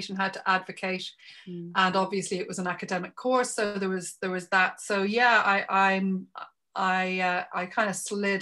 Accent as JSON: {"language": "English", "country": "Ireland", "said": "I come from Ireland"}